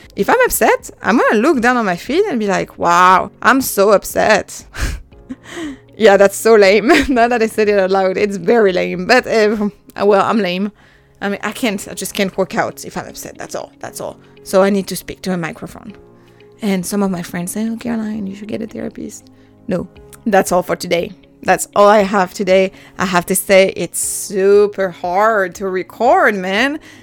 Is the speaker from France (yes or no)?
yes; French Alps, France; first language French; English is a second language; also born or lived in Dallas, Texas, United States; I was born and raised in the French Alps